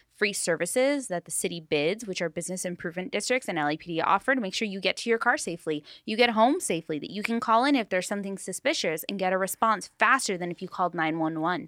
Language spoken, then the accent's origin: English; Long Beach, California, United States; I grew up in Paramount, North Long Beach